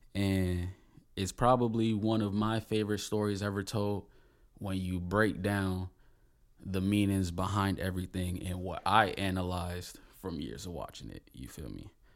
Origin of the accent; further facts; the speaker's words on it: Palm Bay, Florida, United States; I'm from Palm Bay, Florida